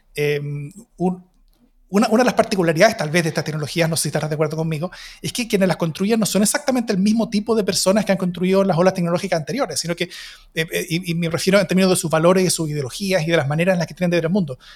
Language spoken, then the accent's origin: Spanish; Chile